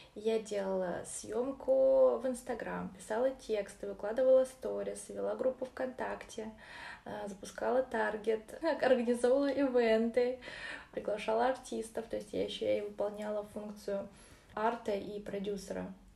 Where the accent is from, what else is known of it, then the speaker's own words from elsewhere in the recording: Orenburg, Orenburg Oblast, Russia; also born or lived in Uzbekistan; Я родилась вообще, конечно же, в Узбекистане, а росла в Оренбурге